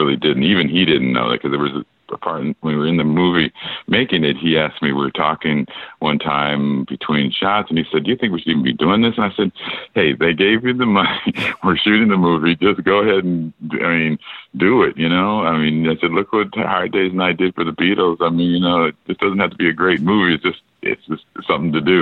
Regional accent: Minneapolis, Minnesota, United States; moved away as an adult; also born or lived in Los Angeles, United States / New York, United States; I'm from Minnesota, to Twin Cities originally, and I was a musician early in my life

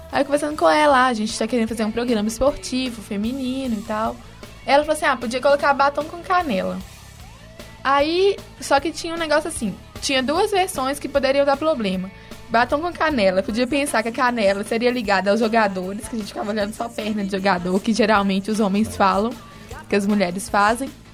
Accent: Sete Lagoas, Minas Gerais, Brazil; eu sou de Sete Lagoas

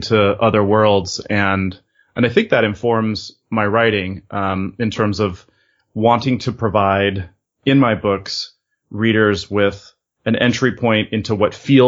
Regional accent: California, United States; moved away as an adult; also born or lived in Europe; I had been living in Europe, though I was originally from California, for about 2 years

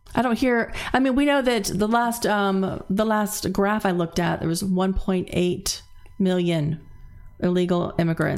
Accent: Zephyrhills, Florida, United States; I grew up in Zephyr Hills

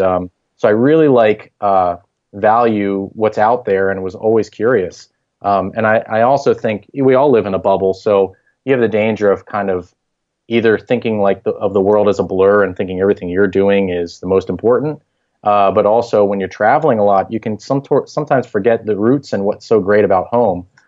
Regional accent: Harrisburg, Pennsylvania, United States; I grew up in Harrisburg, Pennsylvania. That's where I was raised and went to school.

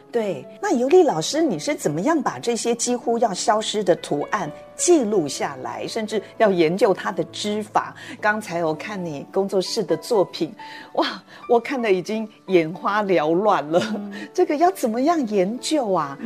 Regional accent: Nan'ao, Yilan County, Taiwan; 南澳群的传统服饰，我看到了我们家乡的。

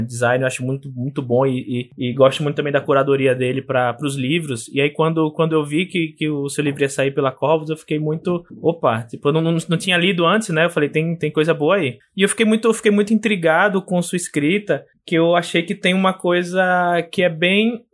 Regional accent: Aracaju, Sergipe, Brazil; no meu, no meu estado natal, em Sergipe, na cidade de Aracaju

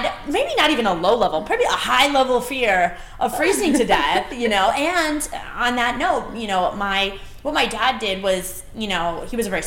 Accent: Connecticut, United States; I'm from Connecticut. My family's from Connecticut. And I grew up pretty much middle class, or working class, Irish

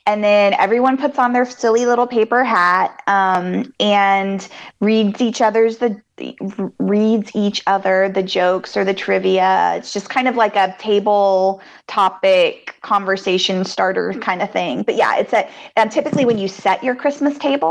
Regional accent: England, United Kingdom; now in Oklahoma, United States; I grew up in England

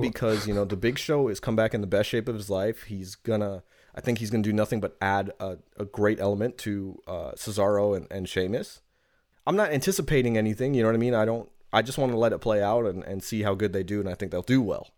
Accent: New York City, New York, United States; from Queens, New York when I say this. I come from the ghetto.

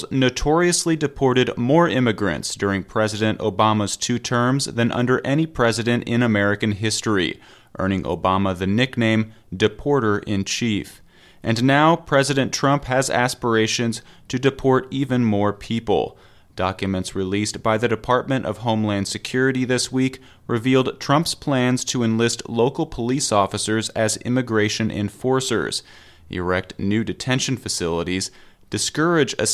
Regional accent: Sweden; I'm from Sweden, so oh. all of this is really weird.

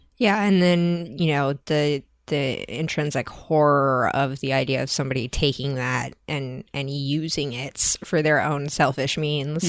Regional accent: United States; we as American white people

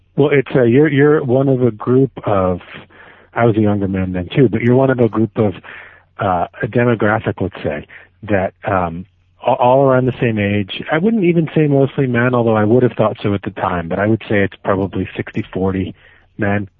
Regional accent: Miami, Florida, United States; now in New York, United States; I grew up in Miami

